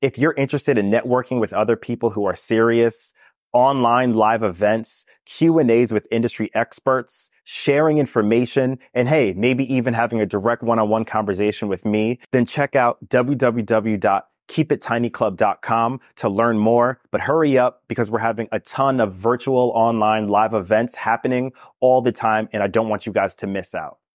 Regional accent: New York, United States; as a New Yorker

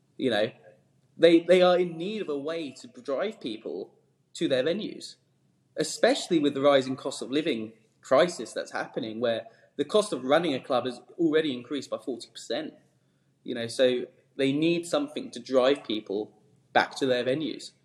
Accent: Esher, South East England, United Kingdom; I grew up in Surrey, um, near sort of Hampton Court, uh, Esher, that sort of neck of the woods

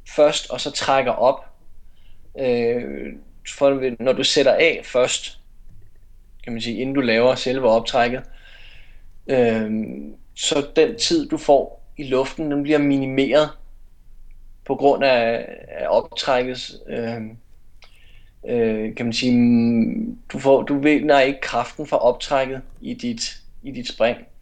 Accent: North Zealand, Capital Region of Denmark, Denmark; also born or lived in Herlev / Aarhus / Esbjerg; now in Copenhagen, Denmark; jeg er fra Nordsjælland, så flyttede jeg tilbage til København

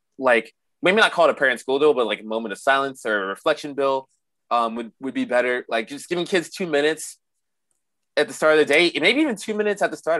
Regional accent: Florida, United States; growing up in the Bible Belt, growing up in Florida

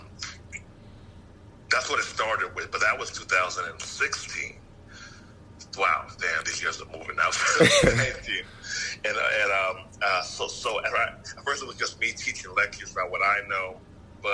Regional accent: Yonkers, New York, United States; now in Atlanta, United States; I'm from Atlanta now, but yeah. I'm from New York

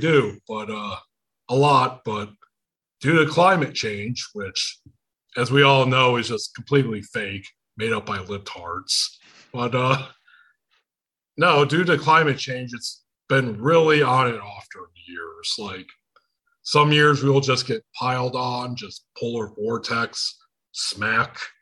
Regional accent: Michigan, United States; accent: Michigan; I'm from Michigan

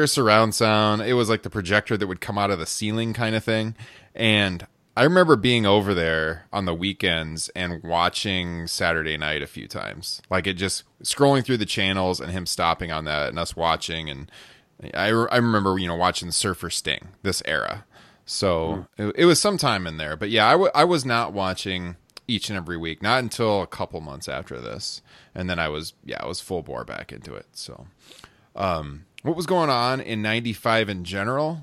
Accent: Midwest, United States; growing up in the Midwest

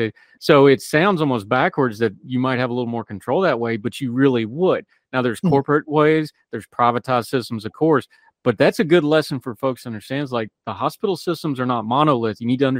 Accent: West Virginia, United States; my home state, WVU Medicine.

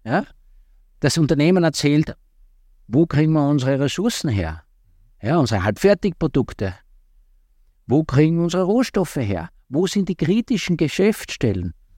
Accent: southeastern Styria, Austria; Ich komme aus, der, äh, aus der Südoststeiermark ursprünglich

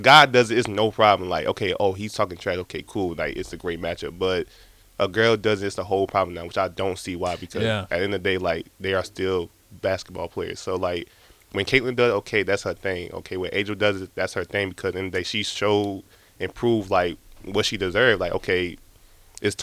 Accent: South Carolina, United States; I'm from South Carolina

